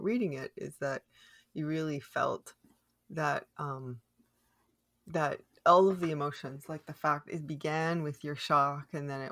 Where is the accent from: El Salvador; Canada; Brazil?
Canada; Orangeville, Ontario; I grew up in Orangeville